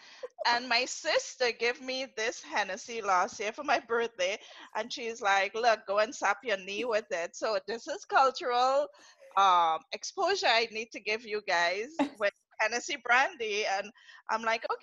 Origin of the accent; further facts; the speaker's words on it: Trinidad & Tobago; accent: Trini; first language English; moved away as an adult; also born or lived in Atlanta, United States / Jersey City, United States; now in United States; I'm from Trinidad. I'm a Trinidadian, a Trini to the bone.